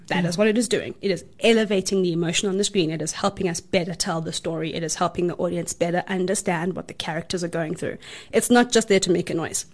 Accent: South Africa; We're South African filmmakers

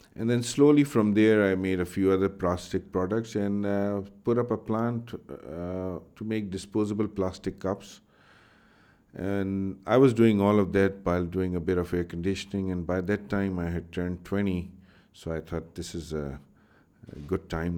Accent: Pakistan; I grew up in Pakistan

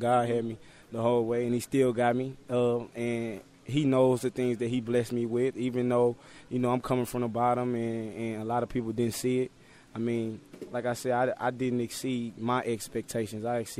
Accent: Texas, United States; we're both from Texas.

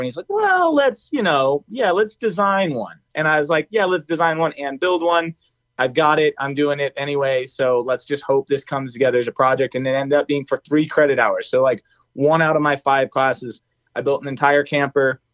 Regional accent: near EarthRoamer, Colorado, United States; minutes away from my from my hometown here.

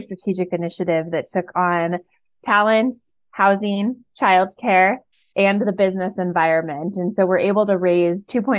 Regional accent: Oregon, United States; I grew up in Oregon

